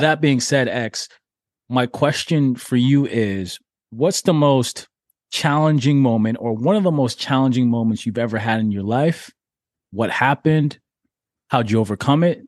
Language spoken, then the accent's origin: English; Toronto, Ontario, Canada; also born or lived in Jamaica / New York City; I'm Jamaican born, Toronto raised, but New York grew 'em